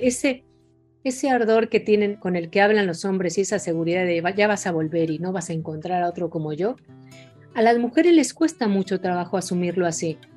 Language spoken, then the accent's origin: Spanish; Mexico; moved away as an adult; now in Argentina; siendo mexicana en Buenos Aires o en Argentina